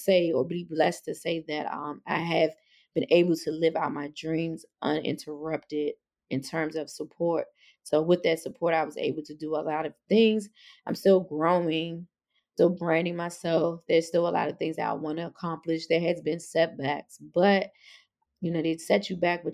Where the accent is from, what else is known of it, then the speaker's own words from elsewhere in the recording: Washington, District of Columbia, United States; I was born and raised in Northwest DC